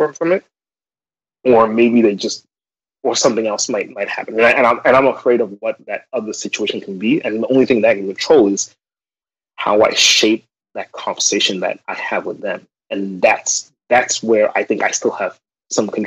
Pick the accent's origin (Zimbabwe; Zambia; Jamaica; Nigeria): Zimbabwe; moved away as an adult; now in United States; growing up in Zimbabwe